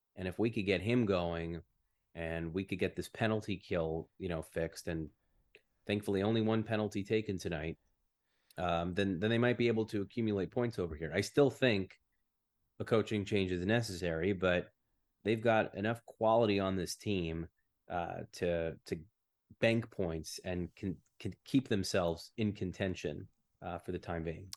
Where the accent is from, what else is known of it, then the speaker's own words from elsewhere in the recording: United States; moved away as an adult; now in Canada; I'm still an American. I still have my passport.